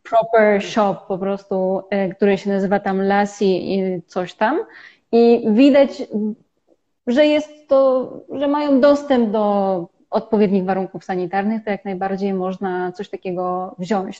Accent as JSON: {"language": "Polish", "country": "Poland", "tie": "born or raised there", "moved": "as an adult", "lives_now": "India", "said": "my żyjemy i wychowywaliśmy się w kraju 38-milionowym"}